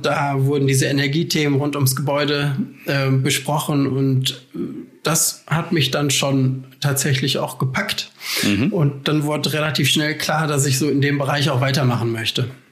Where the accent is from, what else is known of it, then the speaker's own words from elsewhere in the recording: Essen, North Rhine-Westphalia, Germany; moved away as an adult; also born or lived in Aachen; ich komme ursprünglich aus Essen